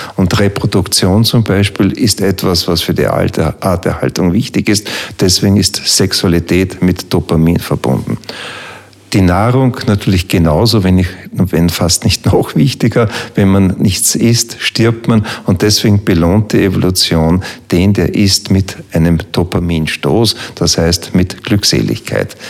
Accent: Hainburg an der Donau, Lower Austria, Austria; born or raised there

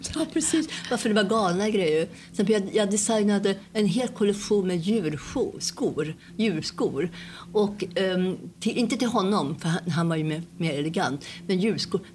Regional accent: Sweden; moved away; jag är svensk

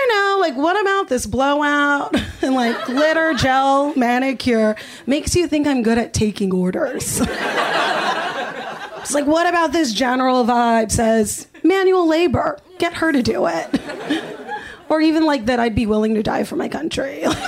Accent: Los Angeles, California, United States; growing up here

